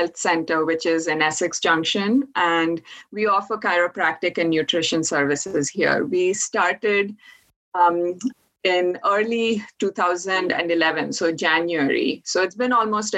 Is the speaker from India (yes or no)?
yes; India; moved away as an adult; also born or lived in Orono, Maine / upstate New York; now in Vermont, United States; I grew up in India, and I moved to University of Maine in Orono to get my first Master of Science degree in biochemistry